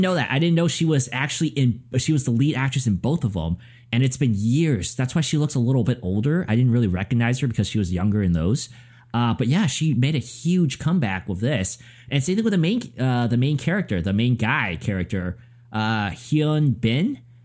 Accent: United States; I'm American

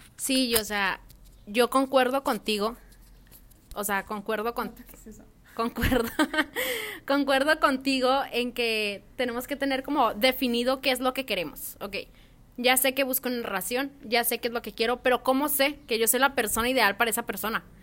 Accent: Culiacán, Sinaloa, Mexico; soy de Culiacán, Sinaloa

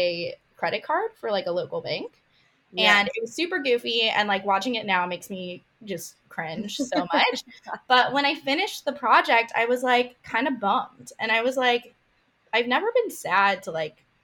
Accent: Kansas, United States; I'm from Kansas, born and raised

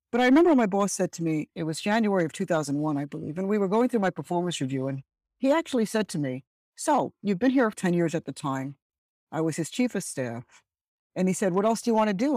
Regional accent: Birmingham, West Midlands, United Kingdom; also born or lived in Dominica; now in United States; I was born in Birmingham, England, and because my parents hail from an island in the Caribbean, it's called Dominica

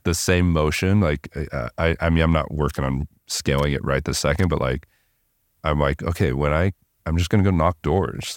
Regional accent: Southern California, United States; I grew up in Southern California

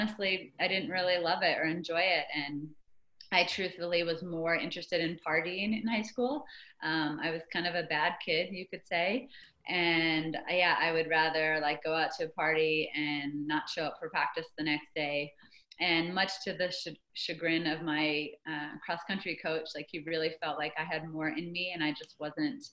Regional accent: Phoenix, Arizona, United States; also born or lived in Manhattan, New York / Greensboro, North Carolina; I ended up spending the next basically 11 years of my childhood growing up in Phoenix

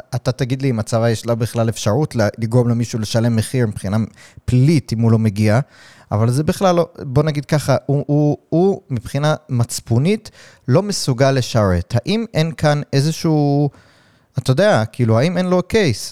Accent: United States; now in Israel; אני מגיע מארצות הברית

